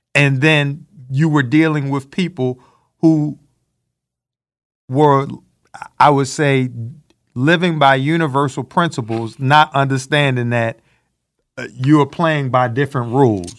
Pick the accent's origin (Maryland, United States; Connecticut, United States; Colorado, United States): Maryland, United States; Baltimore; growing up in Baltimore, Maryland